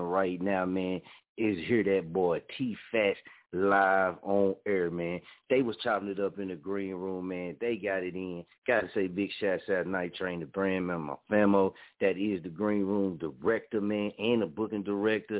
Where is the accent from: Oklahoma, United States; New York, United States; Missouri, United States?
Oklahoma, United States; Muskogee; being from Muskogee